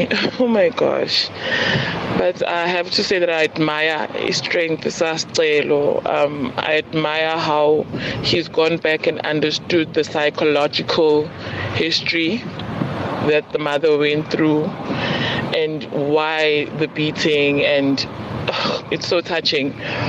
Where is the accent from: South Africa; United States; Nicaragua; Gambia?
South Africa; Nduzuma, KwaZulu-Natal; now in Durban, South Africa; in Durban. I'm also from Nduzuma